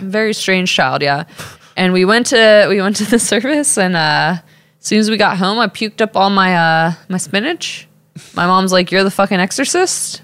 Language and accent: English; Texas, United States; accent: Texas; I'm from Texas